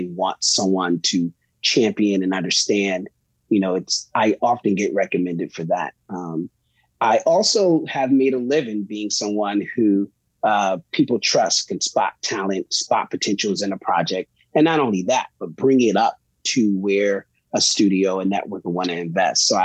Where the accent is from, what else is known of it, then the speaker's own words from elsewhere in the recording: Bridgeport, Connecticut, United States; I grew up in Bridgeport, Connecticut, proud to tell anyone and everyone that that's where I'm from.